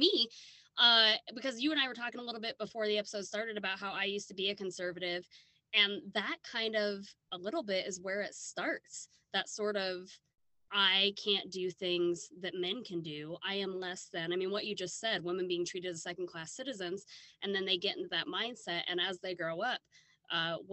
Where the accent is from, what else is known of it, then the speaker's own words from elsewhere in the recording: Midwest, United States; growing up in the Midwest